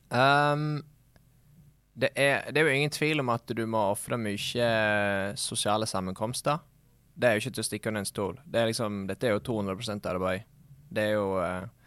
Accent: Sogndal, Vestland, Norway; Det er jo lettere å skjønne meg på engelsk enn norsk, siden jeg er fra Sogndal.

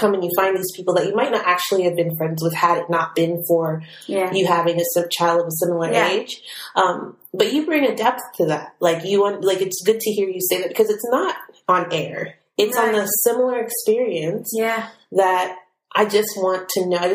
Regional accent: Miami, Florida, United States; my hometown

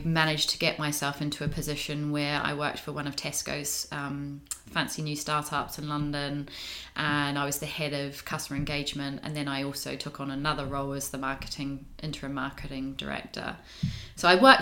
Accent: New Zealand; now in United Kingdom; I'm a Kiwi.

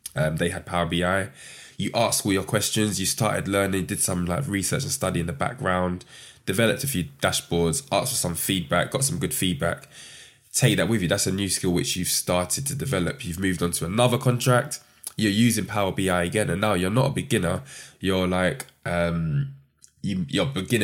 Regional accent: London, United Kingdom; growing up in London, South East London.

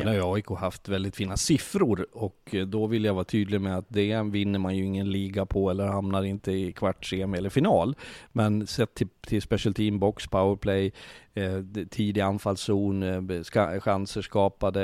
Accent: Sweden; also born or lived in Switzerland; vi svenskar håller ihop

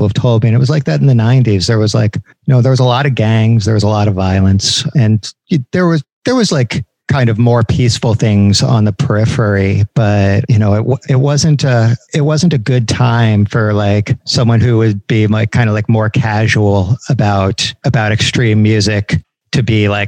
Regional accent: Upper Darby, Pennsylvania, United States; … played my hometown, like not Philadelphia proper, but Upper Darby, which is like directly adjacent to West Philly

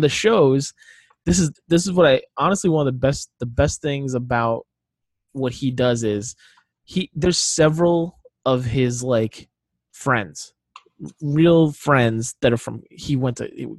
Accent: Rhode Island, United States; I grew up in Rhode Island. Huge Celtics, Patriots, Red Sox fans.

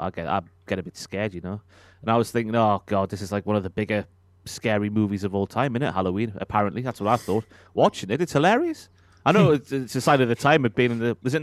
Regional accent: Newcastle upon Tyne, North East England, United Kingdom; being a Newcastle and an England fan

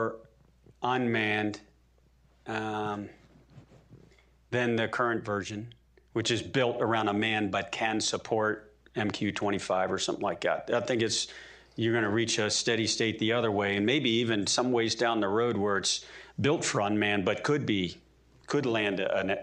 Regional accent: Maryland, United States; we're both Marylanders

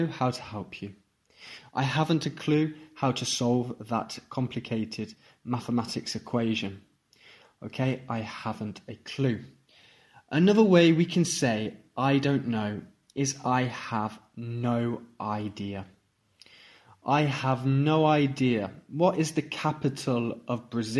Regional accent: Stratford-upon-Avon, West Midlands, United Kingdom; I am an English teacher from England, from Stratford-upon-Avon

